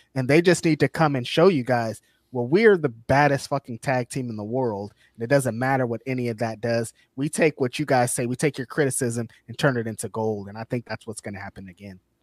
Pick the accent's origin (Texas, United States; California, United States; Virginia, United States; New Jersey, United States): California, United States; I'm from California